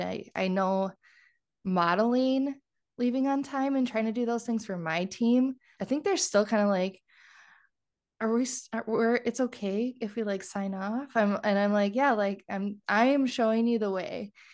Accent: Kenosha County, Southeast Wisconsin, United States; moved away as an adult; now in Minnesota, United States; I'm from Wisconsin originally. So, I'm from Southeast Wisconsin, like, Kenosha, I always have to qualify it. I always say, like, the county, not the city

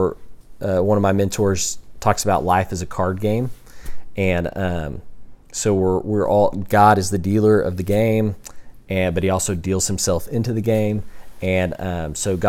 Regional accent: Texas, United States; I grew up in Texas, and the reason I grew up in, or I went to ACU because I was in Texas, and I grew up in Texas because my dad had a job there

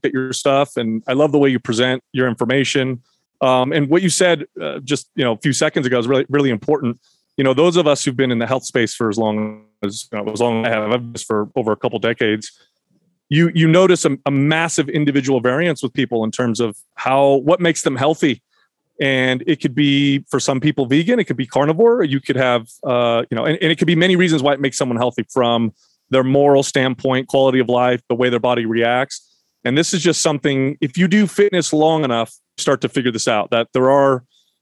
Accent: United States; I was born in the States

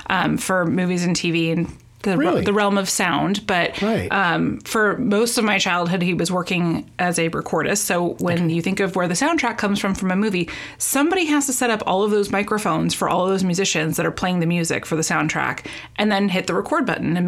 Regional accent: Los Angeles, California, United States; accent: Valley Girl; moved away as an adult; now in Petaluma, United States; I grew up in Southern California. Okay. In a small town of Los Angeles.

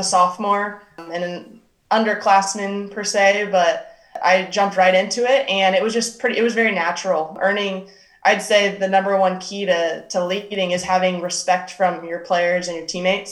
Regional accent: Arizona, United States; moved away as an adult; I'm from Arizona

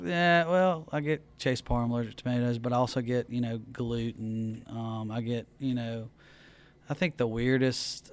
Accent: Mississippi, United States; growing up in Mississippi, you know, my, my granddad had a uh, farm

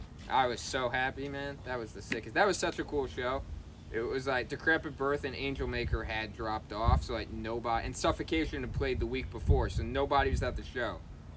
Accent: Irvington, New York, United States; also born or lived in Montreal; We live in Irvington. Now you know our hometown.

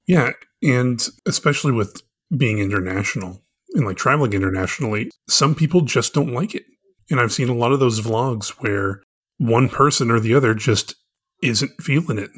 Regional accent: United States; now in Thailand; as an American that comes from a state that loves spicy food

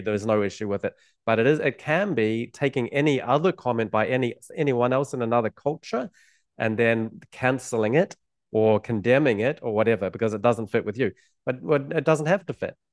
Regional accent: New Zealand; growing up in New Zealand

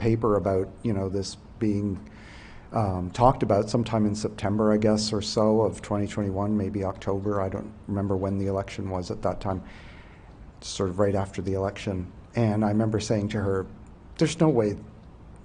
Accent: New Brunswick, Canada; I'm from Bayvert, New Brunswick

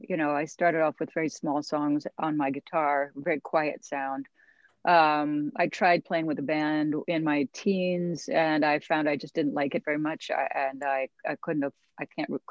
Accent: New York City, New York, United States; also born or lived in Santa Monica, California; I'm from New York. I grew up in like very mixed culture neighborhoods

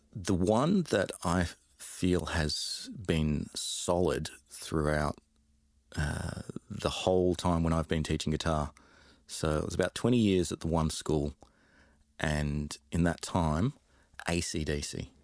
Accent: London, United Kingdom; now in Australia; I grew up in London um, originally.

